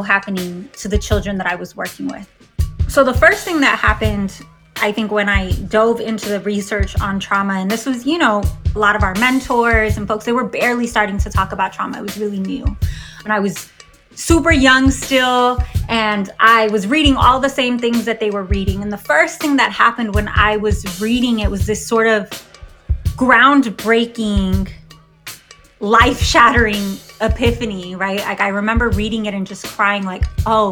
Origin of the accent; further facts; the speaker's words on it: San Diego, California, United States; I grew up on the San Diego-Tijuana border